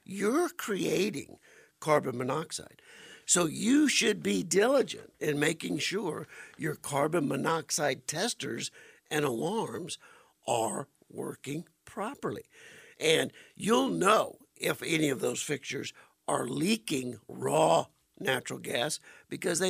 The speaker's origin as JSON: {"language": "English", "area": "Cajun", "region": "Louisiana", "country": "United States", "said": "as a Cajun"}